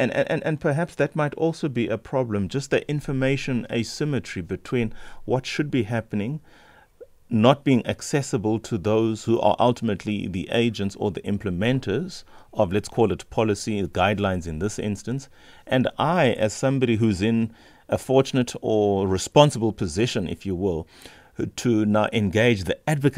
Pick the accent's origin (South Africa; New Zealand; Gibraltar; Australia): South Africa; just as a South African who's interested in one's health, who's interested in public health